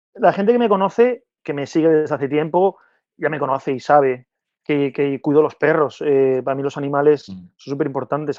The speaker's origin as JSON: {"language": "Spanish", "town": "Gijón", "region": "Asturias", "country": "Spain", "moved": "as an adult", "said": "yo soy de Gijón de Asturias"}